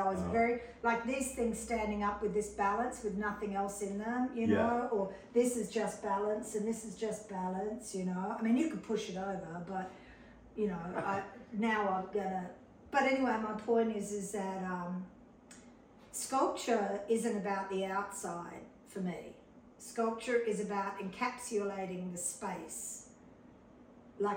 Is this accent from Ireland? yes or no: no; Sydney, New South Wales, Australia; I came from Sydney, Australia. I came from a very prestigious academic medical family